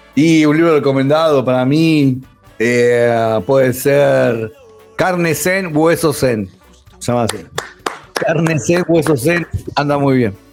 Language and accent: Spanish; Argentina